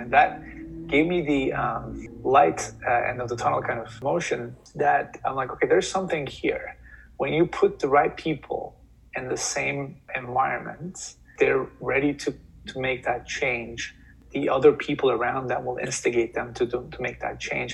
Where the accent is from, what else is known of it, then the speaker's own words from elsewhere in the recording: Turkey; moved away as an adult; also born or lived in New York; now in United States; I moved to US from Turkey uh, when I was 18.